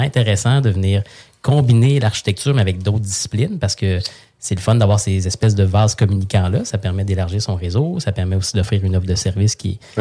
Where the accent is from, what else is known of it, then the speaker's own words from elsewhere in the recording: Saint-Hyacinthe, Quebec, Canada; moved away; je viens de Saint-Hyacinthe, je viens d'une famille